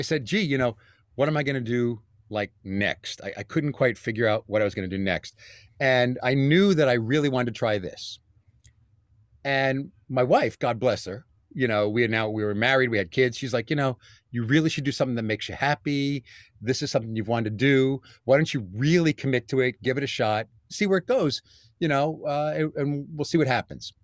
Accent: New York City, New York, United States; moved away as an adult; also born or lived in Bronx, New York; now in Westchester County, United States; born and bred in Staten Island

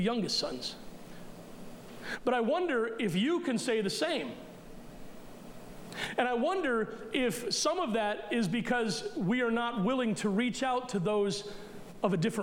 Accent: United States; as American Christians

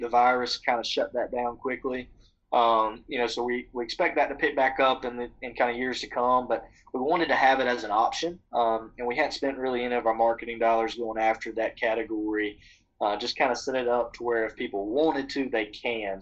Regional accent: Butler, Alabama, United States; I grew up in Butler, Alabama

